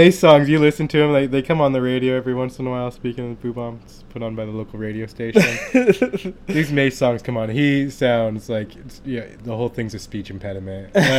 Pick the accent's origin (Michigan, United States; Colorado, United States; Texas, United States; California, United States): California, United States; the Bay Area; I grew up in the Bay Area.